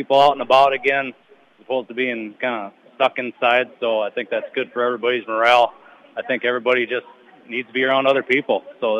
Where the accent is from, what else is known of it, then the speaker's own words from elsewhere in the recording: Goodhue, Minnesota, United States; I'm actually from Goodhue, so it's kind of nice to be right around home